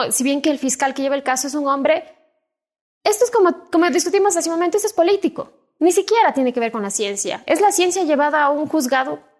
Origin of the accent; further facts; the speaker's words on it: Cuenca, Azuay, Ecuador; Soy cuencana.